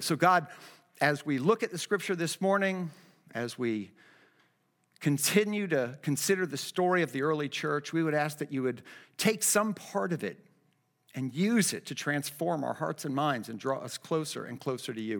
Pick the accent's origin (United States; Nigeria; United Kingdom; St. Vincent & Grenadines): United States; Miami, Florida; I grew up down in Kendall in Miami